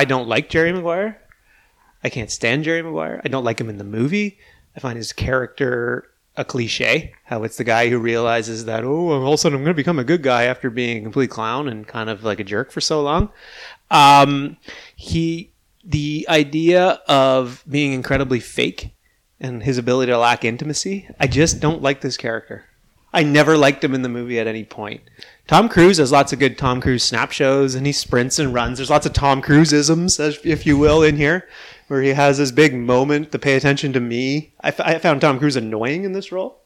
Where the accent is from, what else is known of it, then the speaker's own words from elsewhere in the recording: Charlottetown, Prince Edward Island, Canada; I remember growing up in Charlottetown.